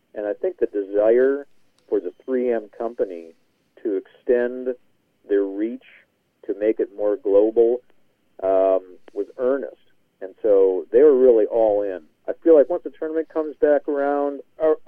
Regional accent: Minneapolis, Minnesota, United States; moved away; go back to my hometown

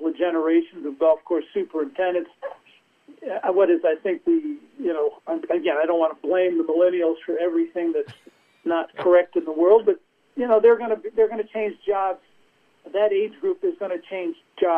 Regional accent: New Jersey, United States; I'm from New Jersey

